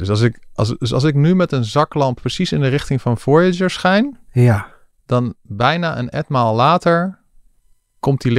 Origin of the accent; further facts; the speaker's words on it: Den Helder, North Holland, Netherlands; ik ben opgegroeid in Den Helder.